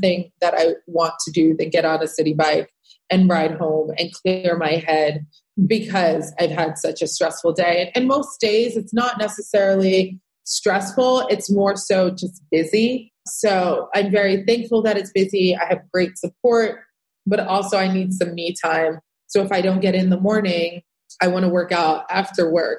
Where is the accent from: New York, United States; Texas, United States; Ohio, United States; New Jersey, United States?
New York, United States; Rockland County; I grew up in Rockland County